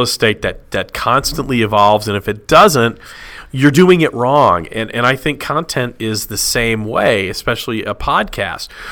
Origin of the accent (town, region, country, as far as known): Dallas, Texas, United States; born or raised there; moved away as an adult; also born or lived in Illinois / Franklin, Tennessee; now in Nashville, United States